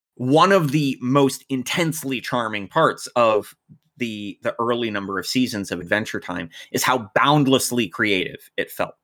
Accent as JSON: {"language": "English", "country": "United States", "tie": "born or raised there", "said": "I'm American, I was born and raised in America"}